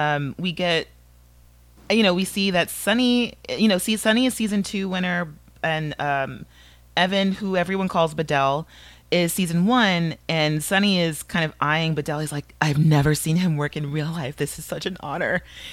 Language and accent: English; Canada; I'm Canadian, so I'm gonna do a Mountie.